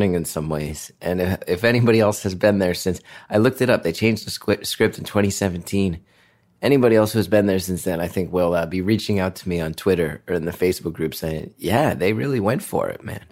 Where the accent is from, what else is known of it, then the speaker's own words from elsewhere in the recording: New Jersey, United States; I grew up in North Jersey